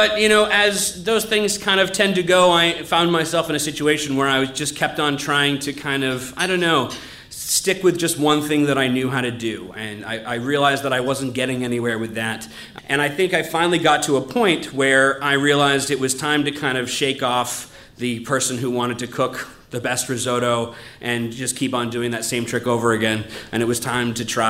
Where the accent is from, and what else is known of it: New England, United States; born or raised there